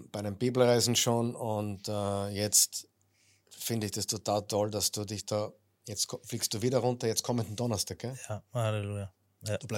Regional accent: Vienna, Austria; first language Turkish; Ich bin Wiener Türke. Wiener Türke.

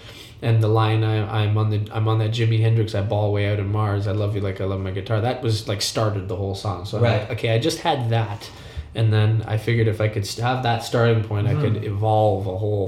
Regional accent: Toronto, Ontario, Canada; I grew up in Scarborough.

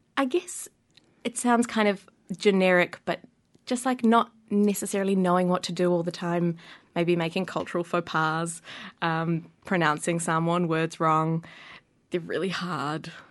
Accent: Wellington, New Zealand; born or raised there

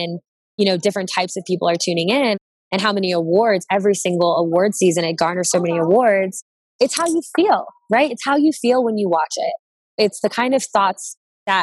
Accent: Cincinnati, Ohio, United States; I'm from Cincinnati, Ohio

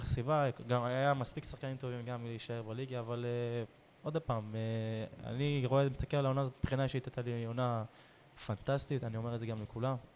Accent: Beersheba, Southern District, Israel; באר שבעי. גדלתי פה

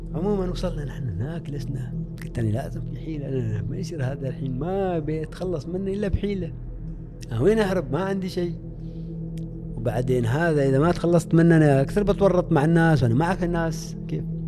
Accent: Oman; انا من عمان

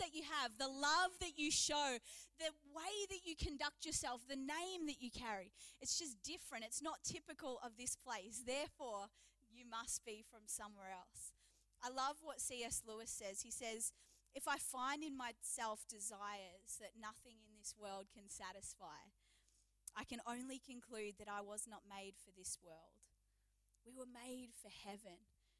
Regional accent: New Zealand; also born or lived in England / Adelaide; now in Geelong, Australia; I am from Geelong. And they're like, Geelong, that's weird. I lived in Adelaide. Oh, okay. Like, I was born in England. And they're like, England? I spent my childhood in New Zealand

